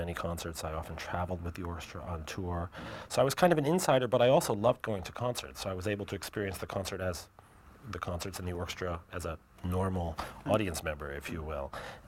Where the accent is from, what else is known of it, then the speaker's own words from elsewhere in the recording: New York City, New York, United States; I'm the first native New Yorker.